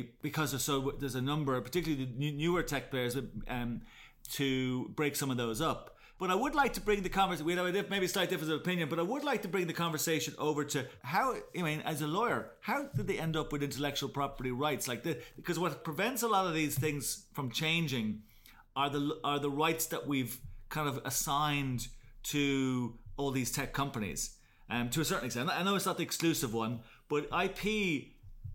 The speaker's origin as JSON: {"language": "English", "country": "Ireland"}